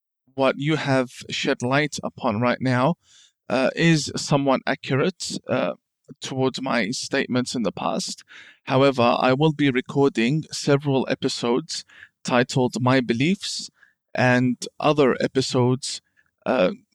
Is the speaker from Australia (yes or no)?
yes; Australia; also born or lived in Iran / Iraq; I was born in Iran. I'm actually from Iraq, so Iranian born raised in Australia